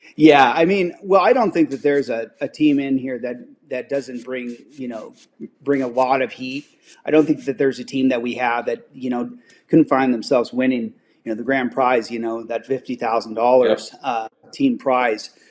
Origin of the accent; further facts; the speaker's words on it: Spokane, Washington, United States; my hometown Spokane